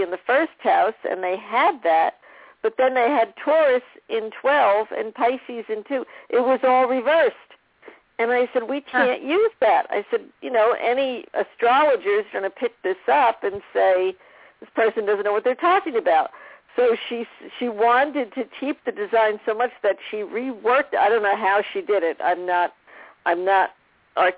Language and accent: English; New Jersey, United States; we grew up in New Jersey